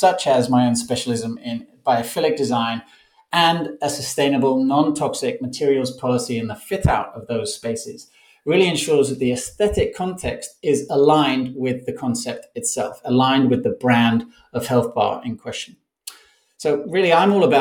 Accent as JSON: {"language": "English", "town": "Barcelona", "region": "Catalonia", "country": "Spain", "tie": "born or raised there", "said": "I'm in my hometown of Barcelona, Spain"}